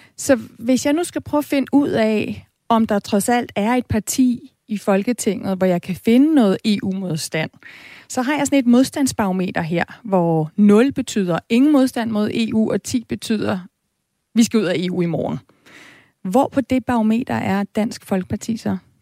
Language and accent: Danish; Denmark; os danskere